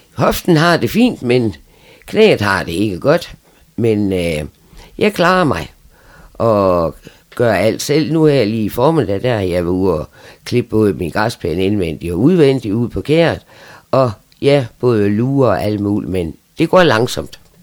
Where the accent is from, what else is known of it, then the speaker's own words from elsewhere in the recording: Frederikshavn, North Denmark Region, Denmark; also born or lived in Aalborg / Læsø; Og der boede vi ude til jeg var fem år, så flyttede vi til Frederikshavn. Og så fik han arbejde her, og så har vi været her lige siden